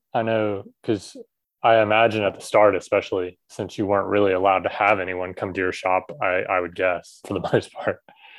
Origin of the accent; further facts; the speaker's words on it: Southern US, United States; now in Taiwan; where I grew up in the Southern US, it's very almost country club style.